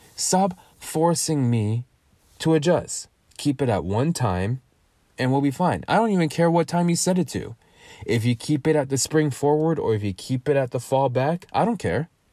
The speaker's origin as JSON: {"language": "English", "country": "United States", "accent": "American English", "first_language": "English", "said": "I speak American English"}